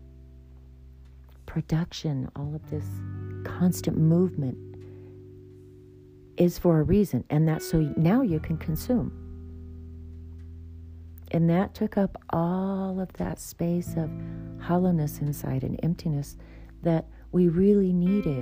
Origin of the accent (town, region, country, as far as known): United States